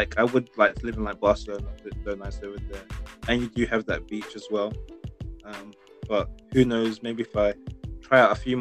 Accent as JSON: {"language": "English", "region": "London", "country": "United Kingdom", "tie": "born or raised there", "said": "growing up and born and raised in London"}